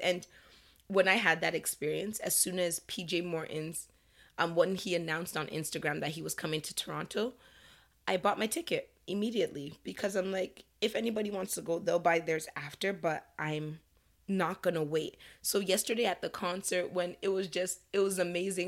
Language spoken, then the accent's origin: English; Nigeria; as a Nigerian